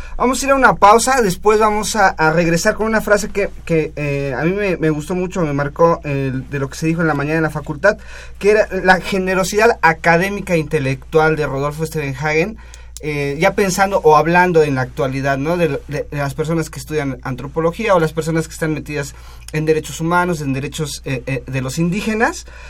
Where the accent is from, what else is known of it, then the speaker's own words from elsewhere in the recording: Mexico; nosotros como mexicanos